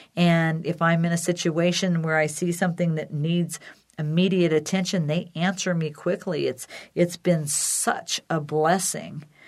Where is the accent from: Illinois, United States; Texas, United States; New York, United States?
Illinois, United States; Decatur; my sister and Sue and I started the CareTrack Foundation in Decatur, Illinois, my hometown